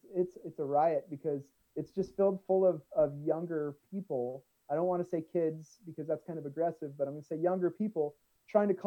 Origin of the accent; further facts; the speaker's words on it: Southern California, United States; We're both from SoCal